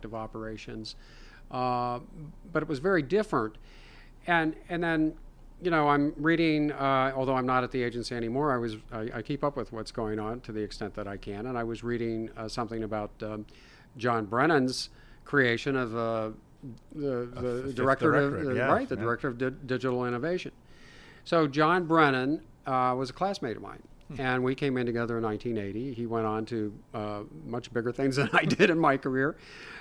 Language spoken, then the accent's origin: English; Ohio, United States; I'm from Ohio